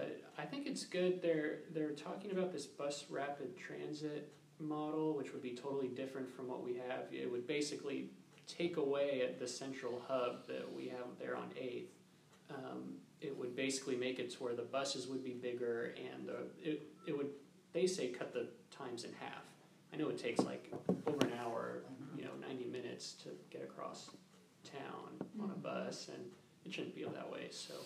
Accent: San Antonio, Texas, United States; moved away as an adult; now in Waco, United States; and I'm from San Antonio originally, and I went to Baylor

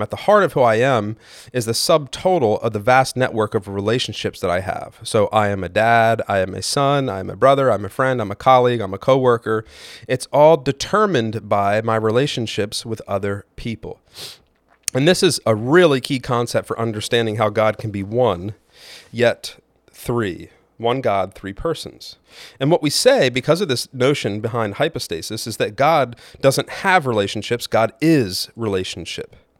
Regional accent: United States; I am an American white male of a middle class income

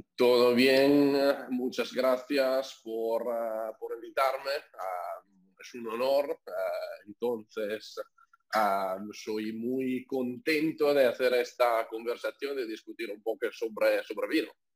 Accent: near Venice, Veneto, Italy; Spanish is a second language; moved away; nací porque soy italiano, eh, nací en una familia que tiene viñedos en el norte de Italia, cerca de Venecia

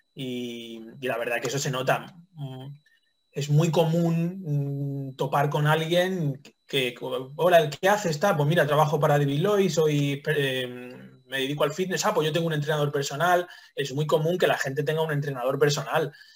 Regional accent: Toledo, Castilla-La Mancha, Spain; moved away; yo soy toledano

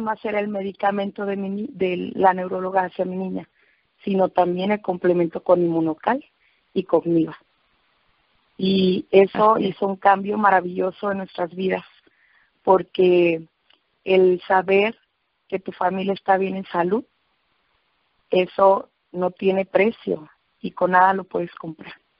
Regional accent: Autlán, Jalisco, Mexico; Utlán, Jalisco, de donde soy eh, nativa

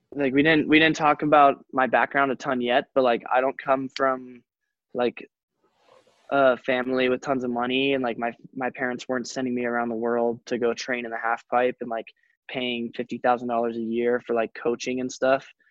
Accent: Telluride, Colorado, United States; I come from Telluride, which is an awesome ski town. So like I did have one of the best ski resorts ever to, to grow up

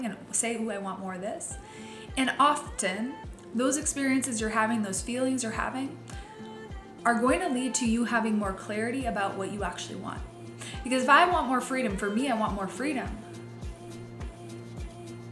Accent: Midwest, United States; I grew up in the Midwest. I grew up in a very small town

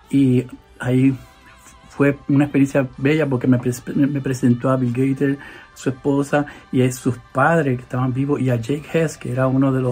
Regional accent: Puerto Rico; porque sabe que yo soy puertorriqueño y la salsa.

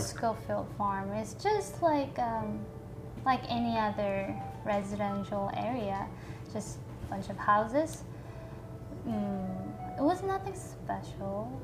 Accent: South Korea; now in Austin, United States; I'm from Korea, made in Korea

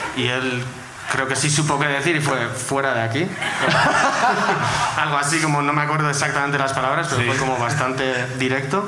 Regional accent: Basque Country, Spain; soy de Álava

